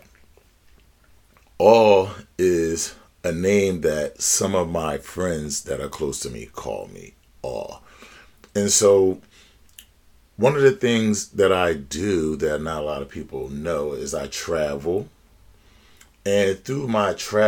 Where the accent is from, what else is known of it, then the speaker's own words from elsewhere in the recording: Philadelphia, Pennsylvania, United States; an African American born and raised in Philadelphia of the United States